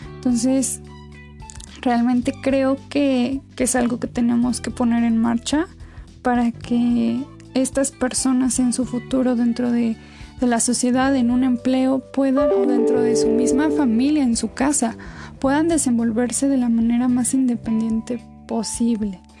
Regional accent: Mexico

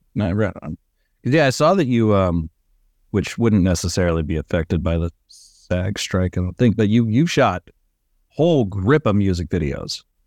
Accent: California, United States; also born or lived in Arizona; I'm from California

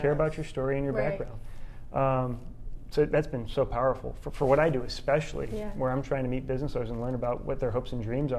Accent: Chicago, Illinois, United States; moved away as an adult; also born or lived in Indiana / Philadelphia; now in Kansas City, United States; Grew up in the suburbs of Chicago.

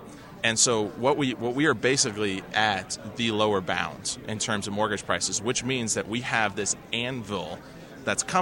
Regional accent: Washington, District of Columbia, United States; I'm from Washington

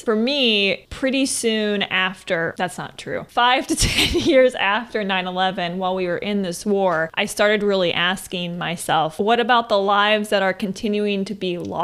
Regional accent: Missouri, United States; we grew up in Missouri, really small town

